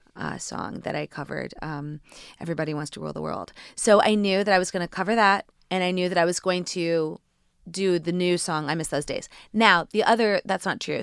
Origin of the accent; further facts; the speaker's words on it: Indiana, United States; moved away; also born or lived in New York; growing up in Indiana and moving to New York